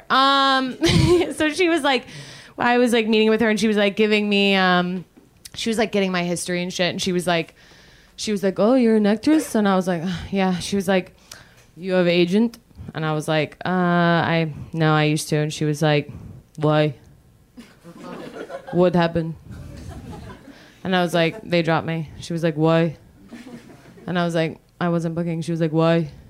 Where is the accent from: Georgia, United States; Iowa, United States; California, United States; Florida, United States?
Georgia, United States; ooh, I'm from Georgia, which doesn't explain anything.